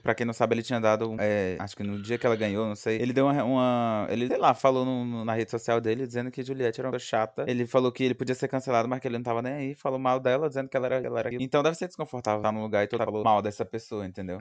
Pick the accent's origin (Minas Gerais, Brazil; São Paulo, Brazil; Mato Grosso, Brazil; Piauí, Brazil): Piauí, Brazil; a gente é do Piauí